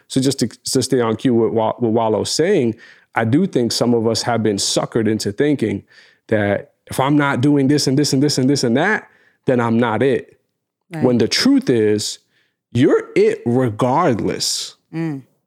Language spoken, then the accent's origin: English; New York, United States; we're from New York